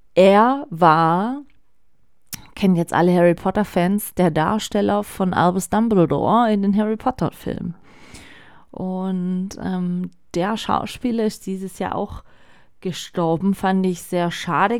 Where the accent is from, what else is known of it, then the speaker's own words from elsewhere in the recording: Germany; bei uns in Deutschland